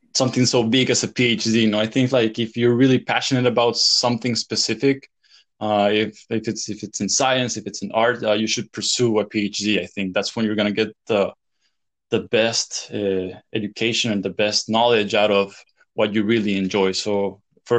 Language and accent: English; El Salvador; moved away as an adult; also born or lived in Louisiana, United States / France; I grew up in El Salvador